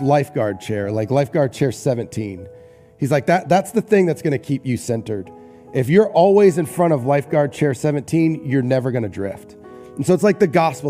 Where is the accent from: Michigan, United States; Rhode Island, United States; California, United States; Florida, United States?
Rhode Island, United States; Newport; when I was growing up, um, we grew up in Newport, Rhode Island, and so near the beach